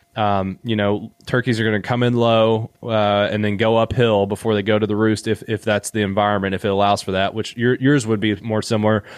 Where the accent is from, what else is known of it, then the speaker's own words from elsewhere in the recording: Eastern Kentucky, United States; I'm from Eastern Kentucky